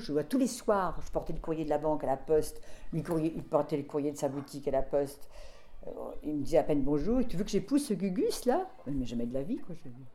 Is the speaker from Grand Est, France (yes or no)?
no; Deux-Sèvres, Nouvelle-Aquitaine, France; now in Paris, France; je suis née dans les Deux-Sèvres